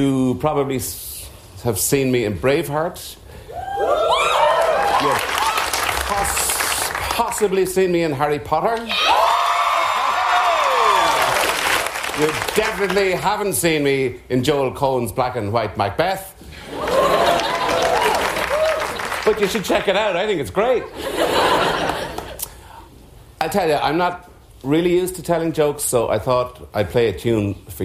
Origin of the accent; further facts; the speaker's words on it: Ireland; accent: Irish; If you don't recognise the accent, I'm Irish